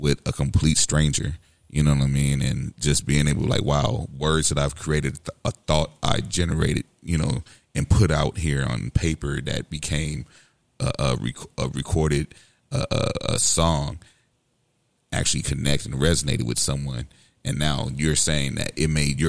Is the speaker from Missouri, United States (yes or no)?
yes; St. Louis, Missouri, United States; also born or lived in West Coast; growing up on the West Coast, being in South St. Louis